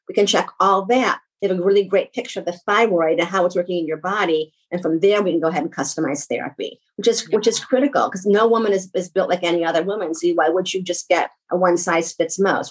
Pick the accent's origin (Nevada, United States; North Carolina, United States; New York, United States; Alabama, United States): New York, United States; I do talk fast because I'm from New York